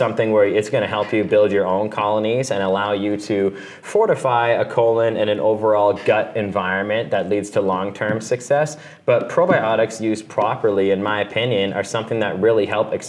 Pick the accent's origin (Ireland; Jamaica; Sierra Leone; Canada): Canada; Being a Canadian